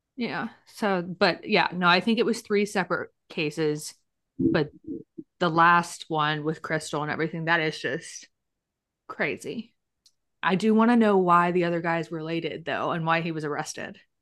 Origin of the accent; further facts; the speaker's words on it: Winston, United States; moved away; also born or lived in Little Rock; I grew up in Winston, it's not really that small